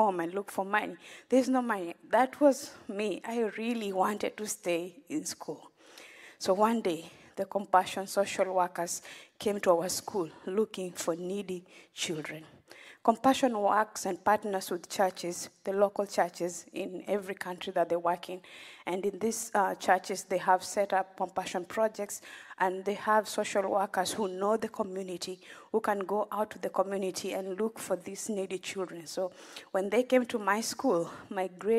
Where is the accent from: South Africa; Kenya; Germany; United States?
Kenya; Western Kenya; I grew up in Kenya, in a village in Western Kenya